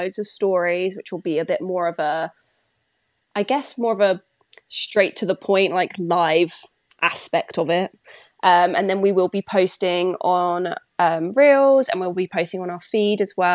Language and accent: English; United Kingdom; as a British person